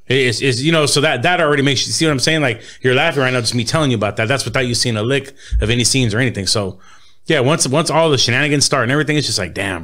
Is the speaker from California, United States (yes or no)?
yes; Los Angeles, California, United States; also born or lived in Inland Empire, California; I'm from Boyle Heights, you know, born and raised, you know what I'm saying? Right there, Indiana 6, right behind the Liquors where, you know, where I grew up.